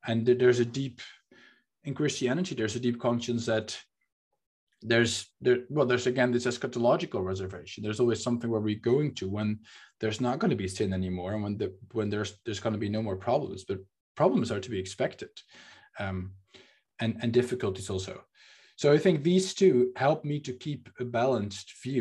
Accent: Netherlands; first language Dutch; English is a second language; also born or lived in Amsterdam; I'm speaking in English right now and not in Dutch, not my native language, that I live in a city where I wasn't born

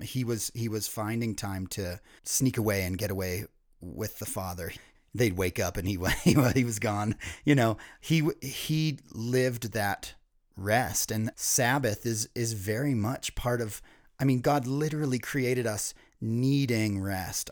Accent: East Coast, United States; Ryan and I were both born and raised on the East Coast

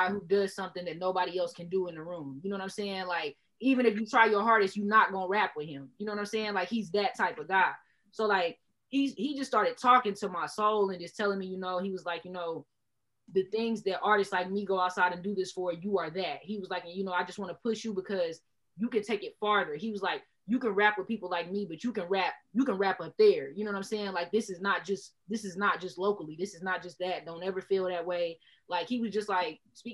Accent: Enid, Oklahoma, United States; I rapped in Enid my whole life

